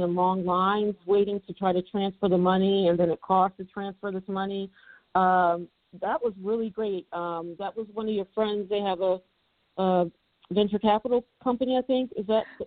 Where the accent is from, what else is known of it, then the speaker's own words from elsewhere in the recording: United States; I'm African American.